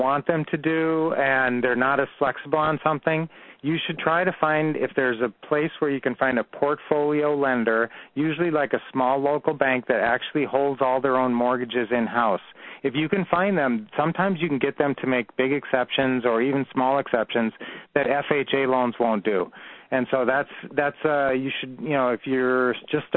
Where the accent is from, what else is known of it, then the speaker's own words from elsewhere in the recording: Minneapolis, Minnesota, United States; moved away; both raised in the Minneapolis area